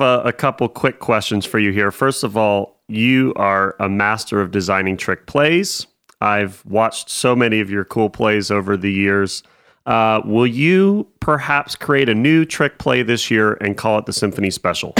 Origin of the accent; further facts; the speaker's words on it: near Cleveland, Ohio, United States; moved away; born and raised near Cleveland